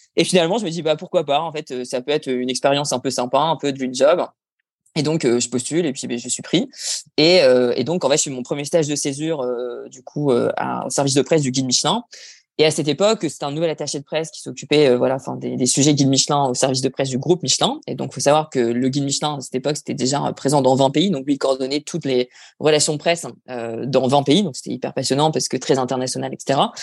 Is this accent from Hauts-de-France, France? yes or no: yes; Dunkirk, Hauts-de-France, France; moved away as an adult; also born or lived in New Zealand / Paris; originaire du Nord. J'ai grandi dans les Flandres et j'ai fait mes études au lycée Angelier, évidemment, à Dunkerque